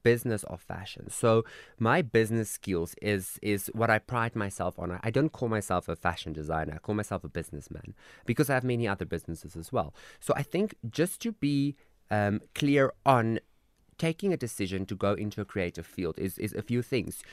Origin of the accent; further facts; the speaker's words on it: Koster, North West, South Africa; also born or lived in Klerksdorp; that's where I'm from